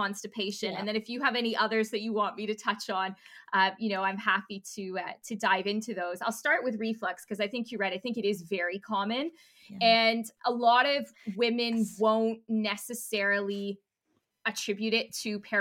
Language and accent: English; Canada; now in United Kingdom; I'm Canadian